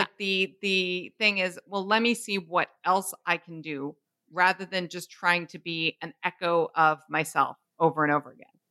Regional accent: Canada; We're Canadian

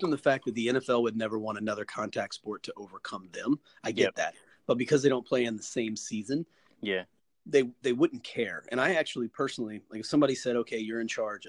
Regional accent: the South, United States; I grew up in the South

